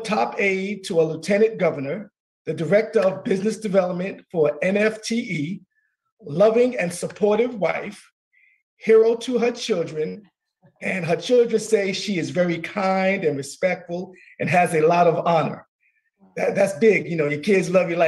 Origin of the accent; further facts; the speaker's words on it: New York, United States; I'm a native New Yorker myself